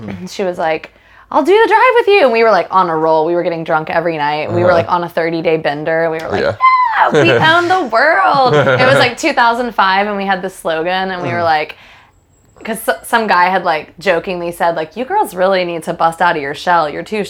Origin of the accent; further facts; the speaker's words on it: Greensboro, North Carolina, United States; moved away as an adult; now in Los Angeles, United States; I'm from Greensboro, North Carolina.